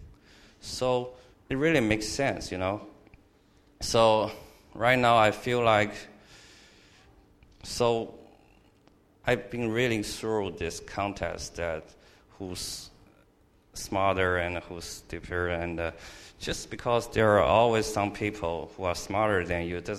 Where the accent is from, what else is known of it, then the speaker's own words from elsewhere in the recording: Shanghai, China; moved away as an adult; now in Louisiana, United States; I came from China, Shanghai, China. It was a big city, and I was only a child in the family